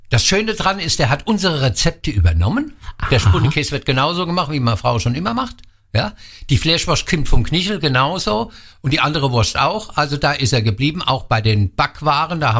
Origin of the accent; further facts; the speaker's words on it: Wallhausen, Rhineland-Palatinate, Germany; ich bin gebürtiger Wallhäuser, da wird halt äh, Wallhäuser Lattwerch gegessen, das ist immer gut gelaufen.